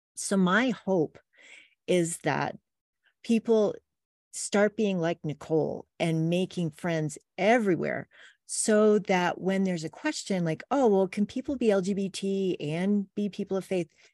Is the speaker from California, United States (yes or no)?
no; Wells, Maine, United States; now in Pleasant View, Utah, United States; I grew up in rural Maine